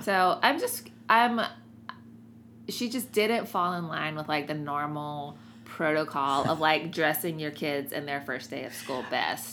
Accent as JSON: {"language": "English", "region": "the South", "country": "United States", "tie": "born or raised there", "said": "especially being a woman and growing up in the South"}